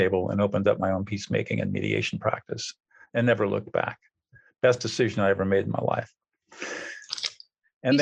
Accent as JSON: {"language": "English", "region": "Southern California", "country": "United States", "tie": "born or raised there", "said": "I grew up in Southern California"}